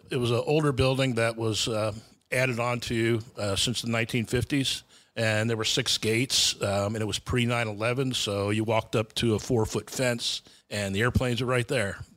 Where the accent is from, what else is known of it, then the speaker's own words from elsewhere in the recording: New Jersey, United States; also born or lived in New York / Jacksonville, Florida; I grew up uh, in New Jersey, and upstate New York and Jacksonville, Florida.